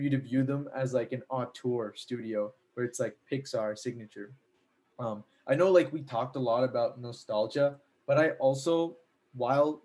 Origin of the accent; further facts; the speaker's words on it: United States; I'm from America